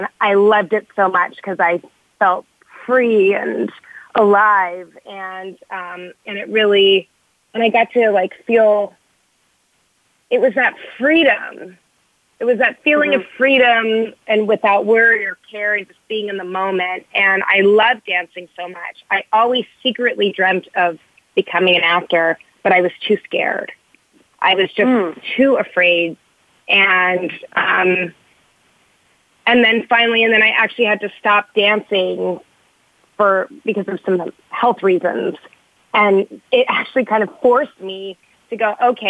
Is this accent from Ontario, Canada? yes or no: yes; Toronto, Ontario, Canada; now in Los Angeles, United States; I'm from Canada, I was born in Toronto